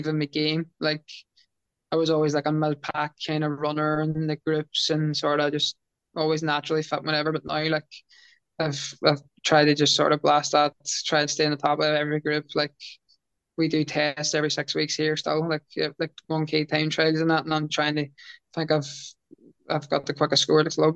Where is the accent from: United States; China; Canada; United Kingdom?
United Kingdom; Derry, Northern Ireland; moved away as an adult; now in Wales; my hometown